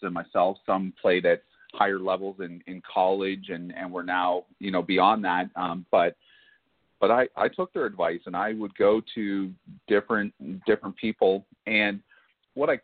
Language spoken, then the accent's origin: English; Barrie, Ontario, Canada; moved away; also born or lived in Texas; growing up in Canada